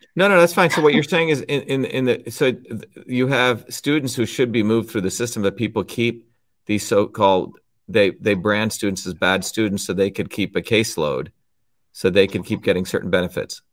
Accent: New Jersey, United States; When I was growing up in New Jersey

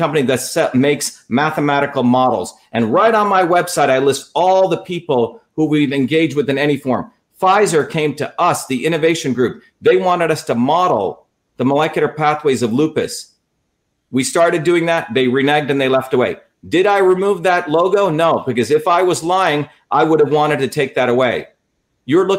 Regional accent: India; moved away; I came as an untouchable from India.

